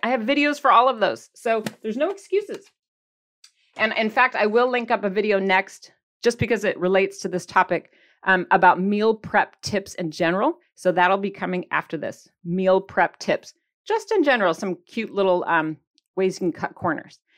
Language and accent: English; Michigan, United States; accent: Michigan; my Michigan accent